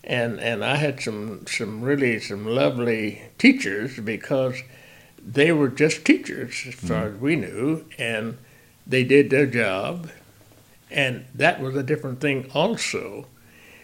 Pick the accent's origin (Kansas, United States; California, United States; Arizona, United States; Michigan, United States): Kansas, United States; Independence; we grew up in Independence, Kansas